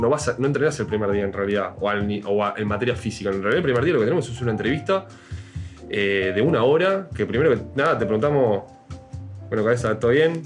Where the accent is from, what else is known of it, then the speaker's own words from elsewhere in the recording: Uruguay; somos todólogos, como cualquier uruguayo